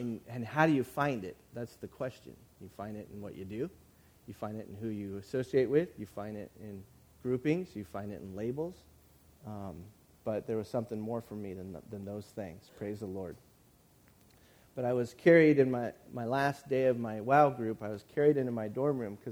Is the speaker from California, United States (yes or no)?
yes; San Bernardino County, Southern California, United States; moved away as an adult; now in San Luis Obispo, United States; I was from San Bernardino County